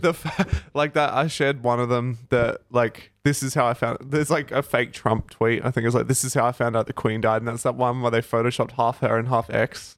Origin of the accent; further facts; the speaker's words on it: Australia; we're from Australia and it's quite big